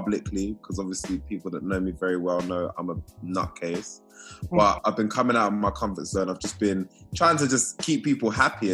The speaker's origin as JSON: {"language": "English", "region": "London", "country": "United Kingdom", "tie": "born or raised there", "said": "a young black boy that's growing up in England, in London, around that time."}